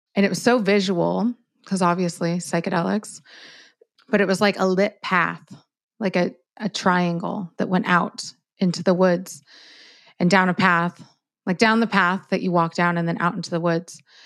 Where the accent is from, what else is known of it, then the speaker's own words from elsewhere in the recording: Miami, Florida, United States; I'm from Miami